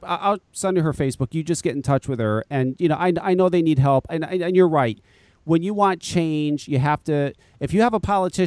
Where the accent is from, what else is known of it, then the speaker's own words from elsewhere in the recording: Burlington, Connecticut, United States; I was raised in Burlington